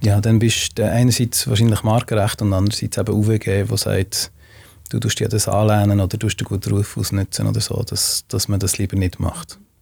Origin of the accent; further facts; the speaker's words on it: Switzerland; wir haben als Schweizer